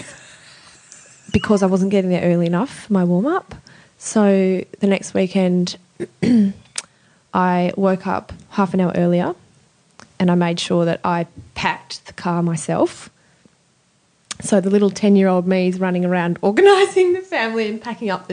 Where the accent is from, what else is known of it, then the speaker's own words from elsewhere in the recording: Sydney, New South Wales, Australia; also born or lived in Southern Highlands / Europe / Adelaide; I grew up in Eastwood, which is in the middle of Sydney